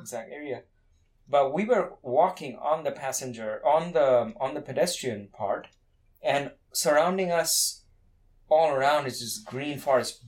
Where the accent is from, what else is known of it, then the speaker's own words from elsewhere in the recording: Kolkata, West Bengal, India; moved away; I come from India, cars were not like that common like personal cars now they're becoming more common in india but i grew up in a city where personal cars were very rare